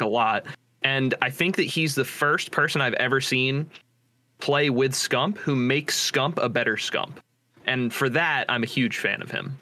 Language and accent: English; New Jersey, United States; I'm from New Jersey